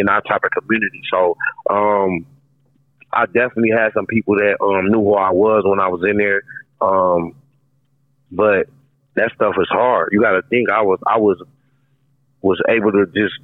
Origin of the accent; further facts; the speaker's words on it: Minneapolis, Minnesota, United States; I'm from North Minneapolis, which is like it's a close-knit community